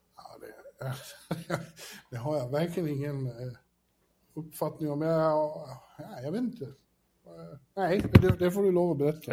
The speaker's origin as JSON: {"language": "Swedish", "town": "Borlänge", "region": "Dalarna County", "country": "Sweden", "tie": "born or raised there", "also_born_or_lived": "Falun / Stockholm / Manhattan", "moved": "as an adult", "lives_now": "New York, United States", "said": "jag växte upp i Borlänge"}